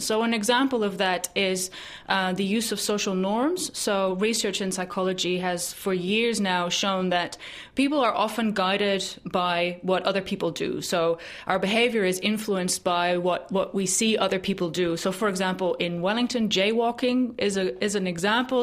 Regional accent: Netherlands; now in New Zealand; my home country in the Netherlands

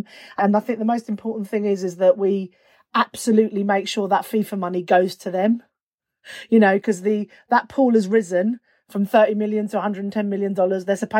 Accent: London, United Kingdom; I grew up in North London, surrounded by the West Indian community

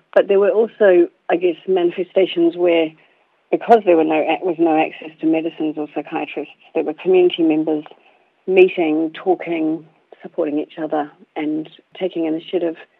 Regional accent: India; now in New Zealand; I was born in India

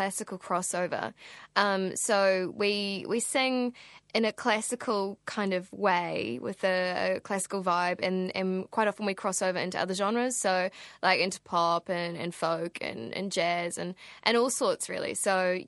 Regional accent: Rotorua, Bay of Plenty, New Zealand; I was born in 1989 in Rotorua, and I grew up there

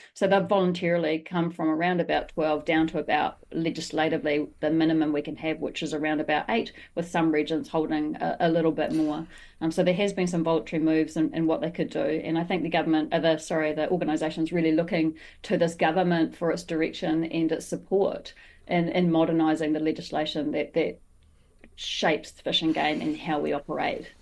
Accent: New Zealand; as a New Zealander

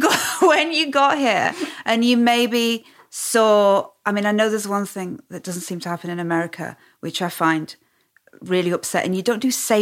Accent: the north of England, United Kingdom; accent: northern; my northern accent

